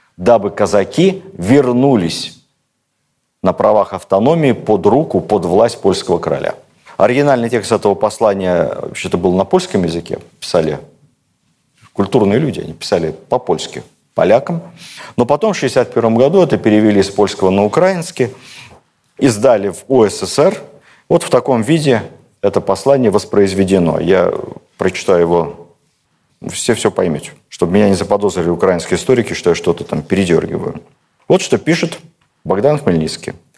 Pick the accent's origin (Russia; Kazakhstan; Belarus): Russia; Moscow; also born or lived in Cherkasy region (Hetmanate), Ukraine — birthplace; Мы, москвичи